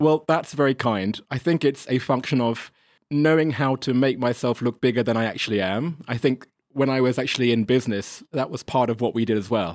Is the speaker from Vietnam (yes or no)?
no; England, United Kingdom; moved away as an adult; also born or lived in Germany; now in China; I'm English